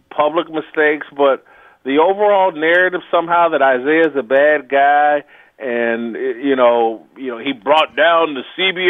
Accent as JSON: {"language": "English", "region": "Indiana", "country": "United States", "said": "I'm from Indiana."}